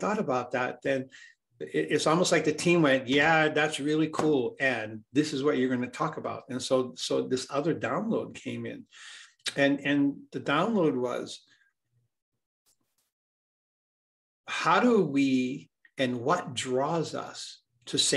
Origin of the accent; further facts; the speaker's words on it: Hawaii, United States; I grew up in Hawaii